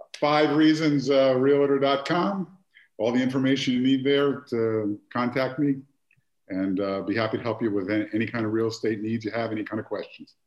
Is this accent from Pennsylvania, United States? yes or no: yes; Philadelphia, Pennsylvania, United States; I grew up in Philadelphia